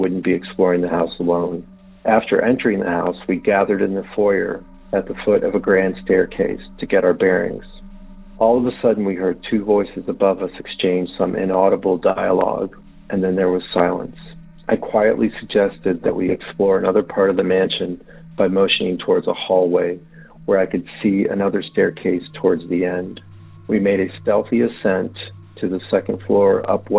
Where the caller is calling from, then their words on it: Montgomery County, Maryland, United States; I'm calling from Montgomery County, Maryland